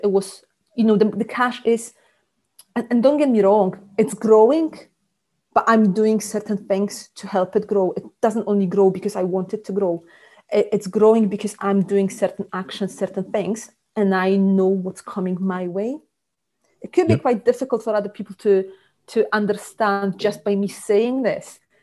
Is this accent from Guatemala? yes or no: no; Poland; moved away as an adult; also born or lived in Scotland; now in South Lincolnshire, United Kingdom; born in Poland um, ages ago, uh, but about 15 years ago, I moved to Scotland.